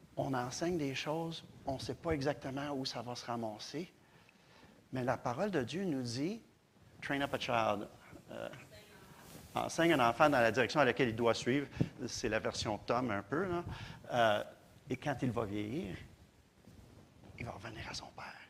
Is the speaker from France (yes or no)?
no; Granby, Quebec, Canada; moved away; depuis que je suis parti de Granby